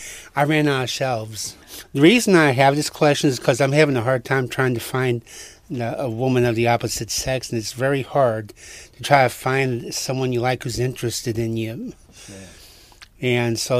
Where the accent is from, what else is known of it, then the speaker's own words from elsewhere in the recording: East St. Louis, Illinois, United States; I was a kid growing up in East St. Louis